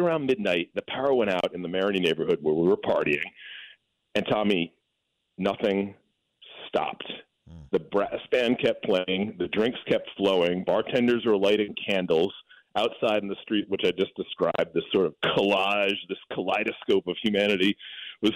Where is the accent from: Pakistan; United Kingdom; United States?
United States; New England; moved away as an adult; now in New Orleans, United States; I grew up in New England.